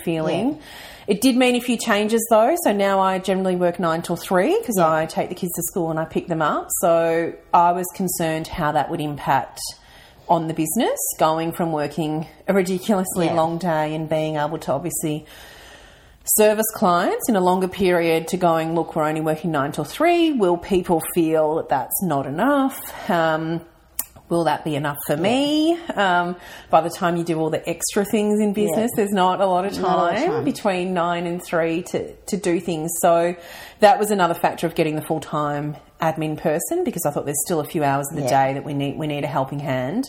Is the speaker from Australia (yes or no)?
yes; Mildura, Victoria, Australia; also born or lived in Melbourne; now in Ballarat, Australia; I am a country girl. So I'm originally from Mildura